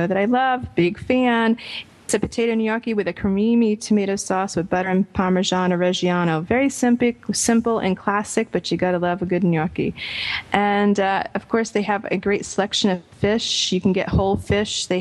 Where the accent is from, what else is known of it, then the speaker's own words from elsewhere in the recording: Providence, Rhode Island, United States; my hometown of Providence, Rhode Island, which has some of the best Italian restaurants, I think, in the world. And it is where I found my palate of Italian food. Besides my family, obviously, it's a place that we went for Italian food when I was growing up